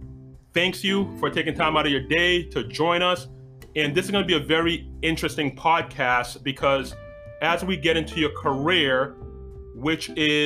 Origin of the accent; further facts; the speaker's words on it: East Coast, United States; even though I grew up on the East Coast, until I actually had to go to training for pharmaceutical out in Hoboken.